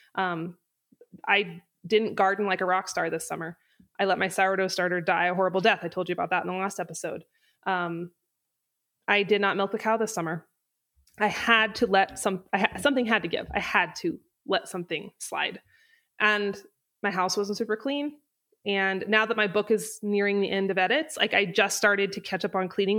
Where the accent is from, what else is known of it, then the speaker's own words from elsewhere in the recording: North Idaho, United States; moved away as an adult; now in Wyoming, United States; I'm from North Idaho, and I moved to Wyoming when I was eighteen